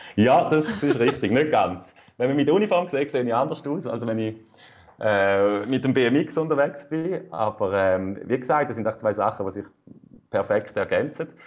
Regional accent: Rüschlikon, Zurich, Switzerland; Ich komme aus Rüestiken

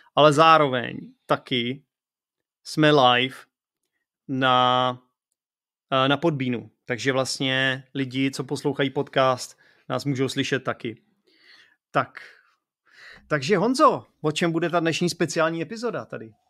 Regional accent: Czechia; protože jsem Čech

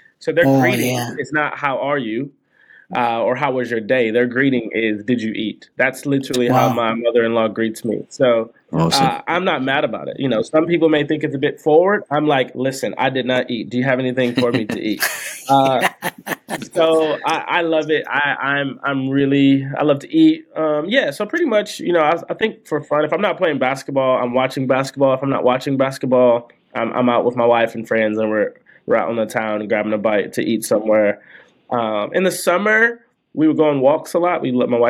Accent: Detroit, Michigan, United States; now in Seattle, United States; So I grew up in Detroit, Michigan, grew up in a fairly Christian faith, sort of Pentecostal tradition.

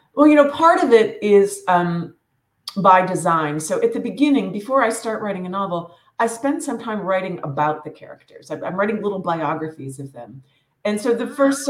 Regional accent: Western Pennsylvania, United States; I grew up in Western Pennsylvania, tiny little coal town. It's northern Appalachia

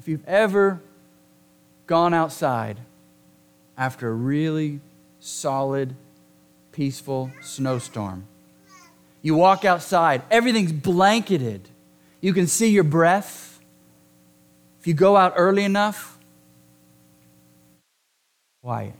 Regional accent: Southern California, United States; moved away; I'm from Southern California.

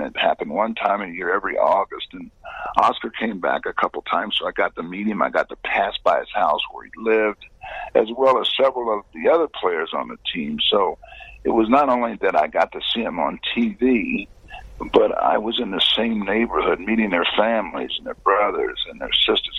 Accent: Indiana, United States; I played high school, college, and now pro ball uh, right in my home state

